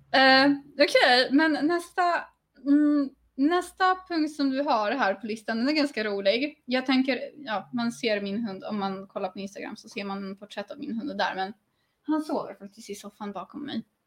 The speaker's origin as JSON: {"language": "Swedish", "country": "Sweden", "moved": "yes", "lives_now": "Poland", "said": "jag är svensk"}